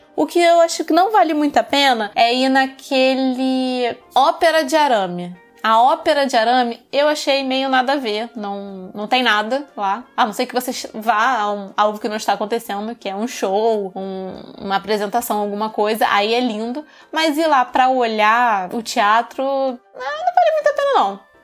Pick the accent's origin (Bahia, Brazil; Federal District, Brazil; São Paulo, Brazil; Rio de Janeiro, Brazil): Rio de Janeiro, Brazil; accent: carioca (heavy Rio accent); o meu sotaque é carregado aqui no Rio